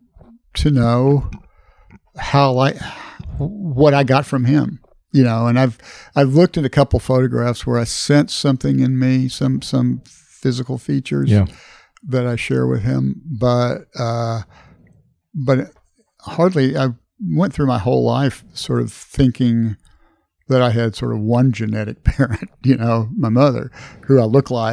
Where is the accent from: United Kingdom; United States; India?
United States; Corpus Christi, Texas; I was growing up in Corpus Christi, Texas